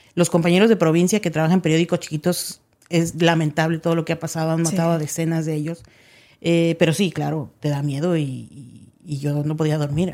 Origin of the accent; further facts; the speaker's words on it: Mexico; moved away as an adult; also born or lived in Los Angeles, California / Mexicali; now in Dallas, United States; yo crecí en México, yo no volví a Estados Unidos hasta que estaba viviendo en Mexicali